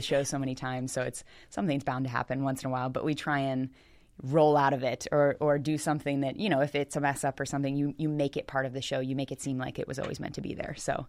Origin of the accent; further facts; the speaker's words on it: Millersville, Maryland, United States; also born or lived in Baltimore, Maryland / Pasadena, Maryland; I grew up around Smyrna Park and, uh, did gymnastics like Darksiders. It's right over, um, in Millersville.